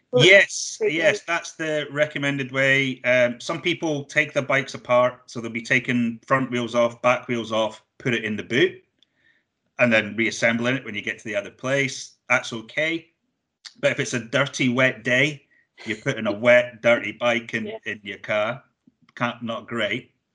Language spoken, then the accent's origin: English; Blairgowrie, Scotland, United Kingdom; I'm from Blairgowrie originally